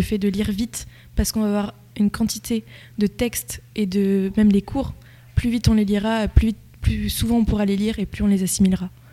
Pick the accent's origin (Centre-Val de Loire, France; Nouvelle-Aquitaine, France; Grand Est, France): Centre-Val de Loire, France; La Loupe; je viens de La Loupe à l'origine